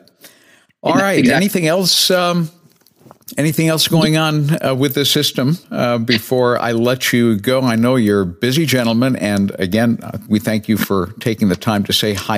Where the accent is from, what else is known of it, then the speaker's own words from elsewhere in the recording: New Bedford, Massachusetts, United States; moved away; New Bedford. That's my hometown and my home port